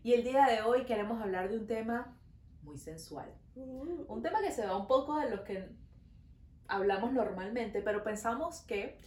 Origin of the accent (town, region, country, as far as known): Venezuela; now in Montreal, Canada